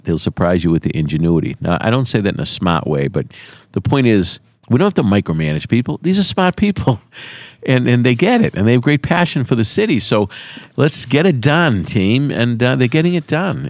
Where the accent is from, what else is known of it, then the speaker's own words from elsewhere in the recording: Quincy, Massachusetts, United States; the city of Quincy has been a gateway community for over a hundred years, which means you go back a hundred years, we're thirty percent immigrants